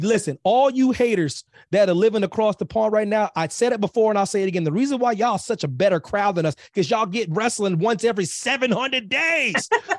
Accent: Pennsylvania, United States; Pennsylvania is my home state, military kid and whatnot, but Pennsylvania is my home for various reasons, family ties

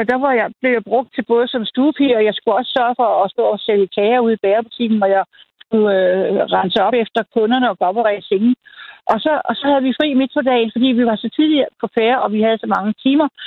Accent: Birkerød, Capital Region of Denmark, Denmark; jeg voksede op ude i Birkerød, Nordsjælland.

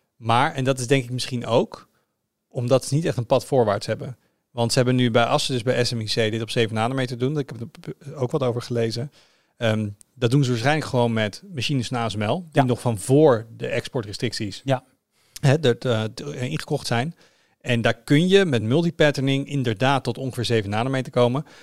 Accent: Netherlands; als Nederlander

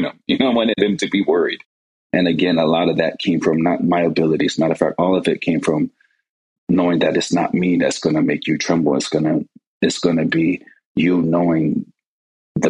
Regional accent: Hawaii, United States; moved away as an adult; when I was growing up, the church and the scouting program back then, they worked hand in hand. And I remember a lot of times in Hawaii, we'd go on these camping trips.

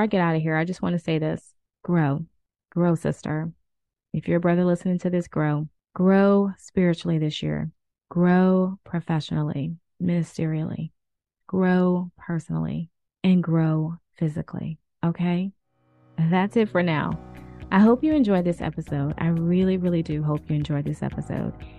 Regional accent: New Orleans, Louisiana, United States; I'm from the South. I'm from New Orleans

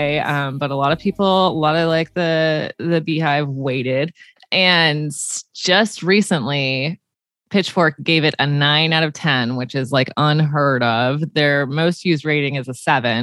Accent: Texas, United States; now in Seattle, United States; I'm from Texas

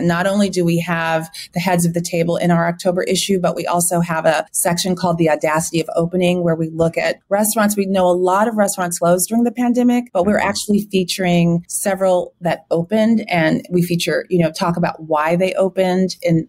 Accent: Los Angeles, California, United States; In terms of growing up in LA, it just wasn't that interesting. You know, I went to school in Hollywood, which sounds really fun. I graduated from the Hollywood Bowl, which was amazing.

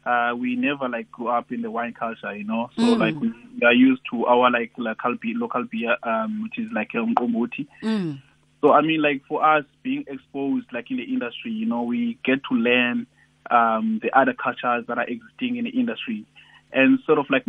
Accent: Cape Town, Western Cape, South Africa; I grew up here in Khayelitsha and I still live here.

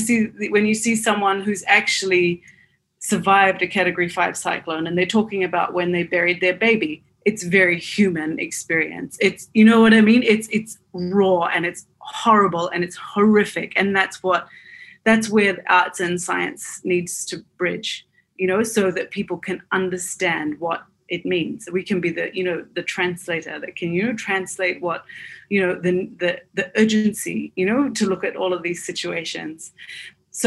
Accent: Fiji; I grew up in Fiji doing mostly cultural forms of dance in primary school

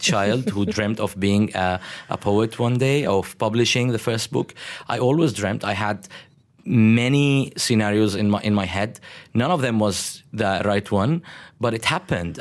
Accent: Damascus, Damascus Governorate, Syria; moved away as an adult; now in Malaysia; I'm from Damascus and I live in Damascus

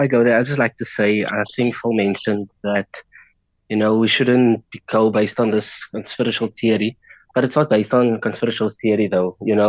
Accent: South Africa; first language Afrikaans; English is a second language

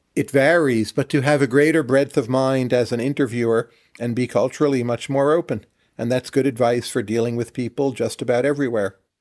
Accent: northern New Jersey, United States; I was born in northern New Jersey, where I grew up

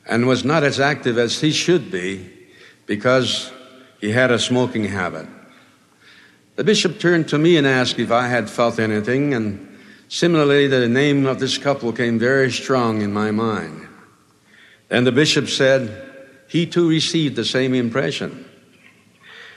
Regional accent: Hawaii, United States; born or raised there

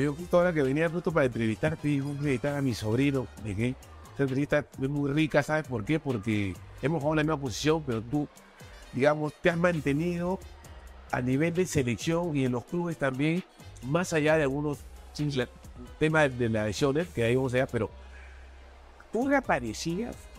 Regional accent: Lima, Peru; yo soy de Mirones del barrio Cachín

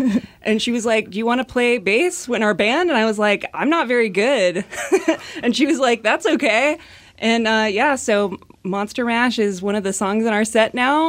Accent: Seattle, Washington, United States; I grew up near Green Lake. Yeah, right between Aurora and I-5.

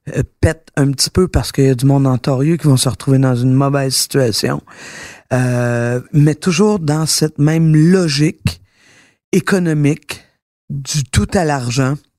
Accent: Quebec, Canada; je suis fière d'être québécoise

